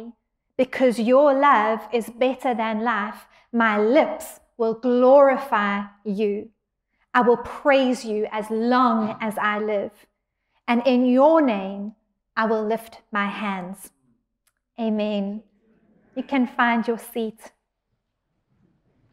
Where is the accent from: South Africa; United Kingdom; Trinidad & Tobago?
South Africa; now in San Diego, United States; I'm from South Africa, but can we say that I'm also from San Diego?